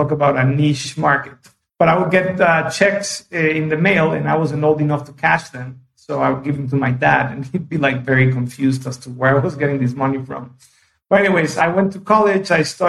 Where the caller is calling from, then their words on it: São Paulo, Brazil; I am in Sao Paulo today and doing pretty good.